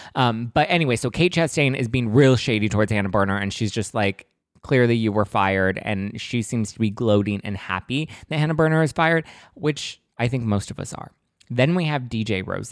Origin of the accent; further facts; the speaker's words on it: Los Angeles, California, United States; I grew up in East L A. That's, you know, not the most glamorous part of Los Angeles, but that's where I'm from